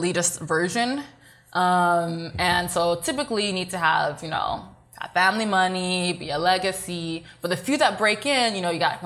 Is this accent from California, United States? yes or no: yes; Walnut, California, United States; I grew up in the IE. I grew up in Walnut, next to West Covina, Diamond Bar